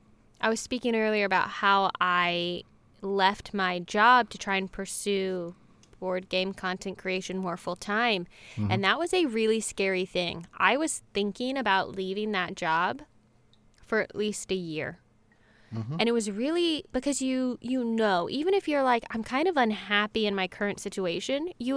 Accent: North Carolina, United States; now in Los Angeles, United States; I grew up in North Carolina, and I moved to Los Angeles almost exactly 11 years ago.

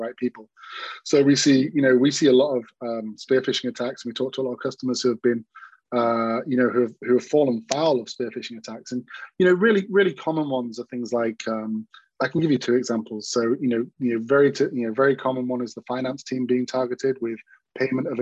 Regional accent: Manchester, North West England, United Kingdom; I'm from Manchester, England

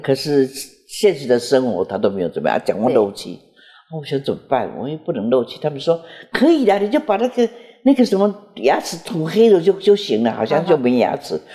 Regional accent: Jiufen, New Taipei, Taiwan; 我是九份出生的

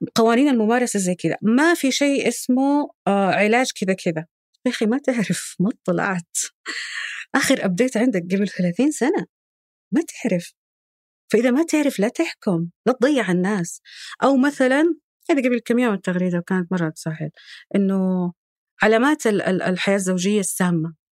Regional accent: Saudi Arabia; صفاتنا الجندريه كسعوديين

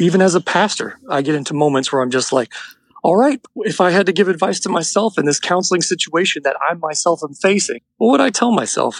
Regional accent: Florida, United States; moved away as an adult; also born or lived in Nashville, Tennessee / Albuquerque, New Mexico; I'm from Florida, where I'm calling you from today, where we live back here now.

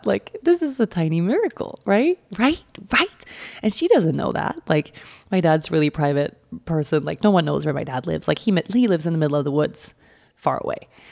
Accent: Sweden; moved away; go to my home country

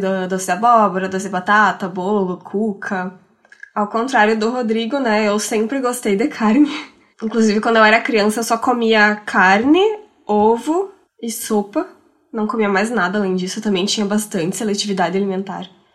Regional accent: Rio Grande do Sul, Brazil; accent: gaúcho, western border family accent; Quem é gaúcho também consegue reconhecer meu sotaque e, e sabe de qual região do estado que eu sou

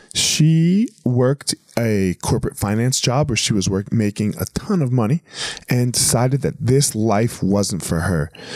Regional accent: New Jersey, United States; moved away as an adult; now in Colorado, United States; I, moved to Colorado 21 years ago. I left the dirty Jers.

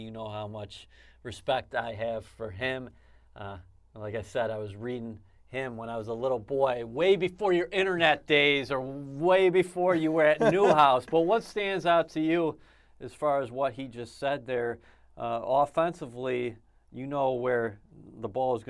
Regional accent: Orchard Park, New York, United States; You know, I grew up in Orchard Park, read you when I was a kid growing up

